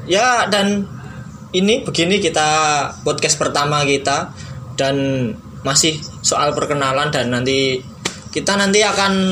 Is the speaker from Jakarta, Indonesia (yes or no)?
no; Bekasi, West Java, Indonesia; accent: Javanese; also born or lived in Kebumen; perkenalin … uh, dari Bekasi kelahirannya Kebumen lumayan jauh uh, gimana ya teman-teman kalau denger logatku lebih ke Jawa karena aku emang lama di Jawa gitu